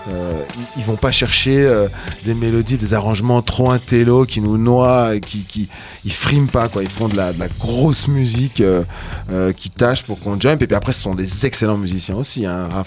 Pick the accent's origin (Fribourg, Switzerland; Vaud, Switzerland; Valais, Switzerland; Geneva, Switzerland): Geneva, Switzerland; Moi, je suis genevois aussi